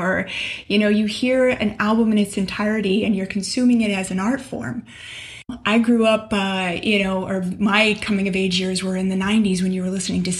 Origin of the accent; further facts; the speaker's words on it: Los Angeles, California, United States; as someone that grew up in Southern California, just like you, LA specifically